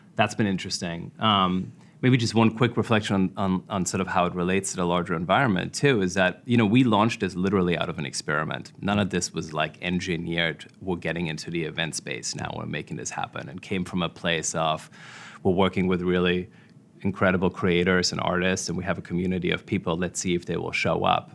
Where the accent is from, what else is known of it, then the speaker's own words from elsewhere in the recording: Germany; moved away as an adult; also born or lived in Washington, D.C., United States / New York, United States; I grew up in Germany.